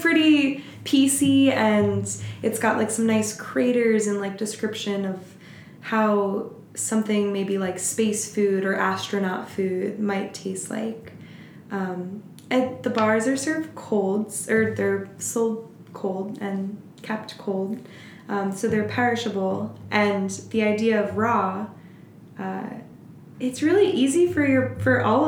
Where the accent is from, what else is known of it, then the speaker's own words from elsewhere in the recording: Florida, United States; now in Portland, United States; Growing up in Florida